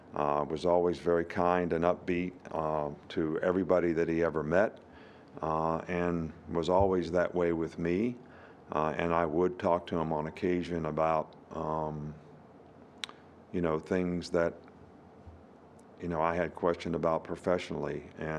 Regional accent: West Virginia, United States; he kind of recruited the area that I grew up in West Virginia, which was pretty rural.

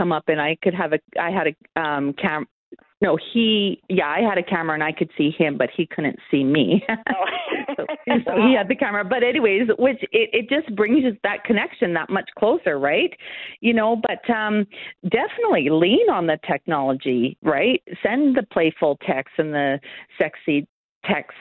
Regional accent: Canada; I'm from Canada

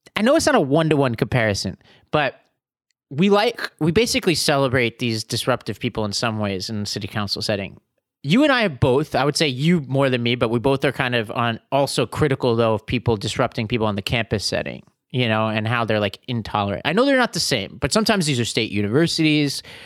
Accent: New York City, New York, United States; I come from Staten Island, where the right to be rude is inalienable.

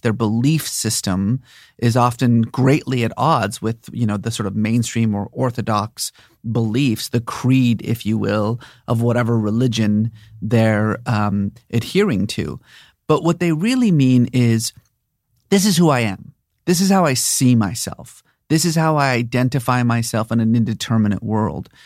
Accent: Bay Area, California, United States; also born or lived in Iran / Boston / New York; I was born in Iran, but I grew up mostly in the Bay Area

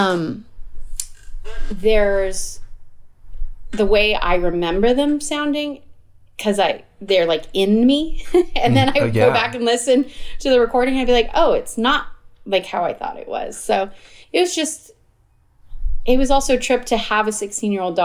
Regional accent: Arizona, United States; I grew up in Arizona

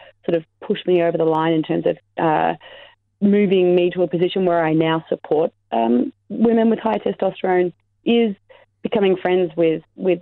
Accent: Australia; I'm an Australian athlete, or I was an Australian athlete

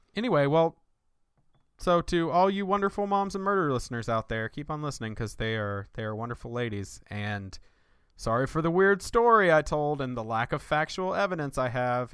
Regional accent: Winston-Salem, North Carolina, United States; my hometown, uh, where I grew up in right outside Winston-Salem, North Carolina

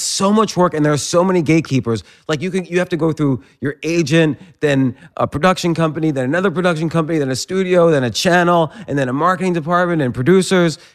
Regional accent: New Jersey, United States; moved away; also born or lived in Pittsburgh; I grew up in, uh, New Jersey, but I was living in Pittsburgh at the time

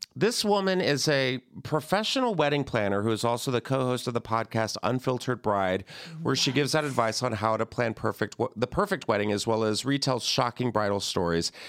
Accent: the South, United States; I'm from the South

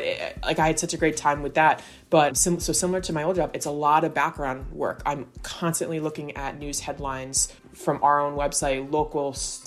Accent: Southern Connecticut, United States; moved away as an adult; now in Staten Island, United States; I'm from Southern Connecticut. And I came over to Staten Island for college.

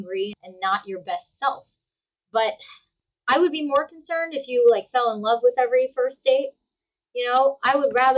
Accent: New Jersey, United States; I'm from New Jersey

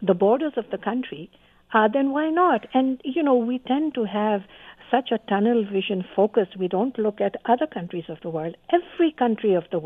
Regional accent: Canada; as a Canadian

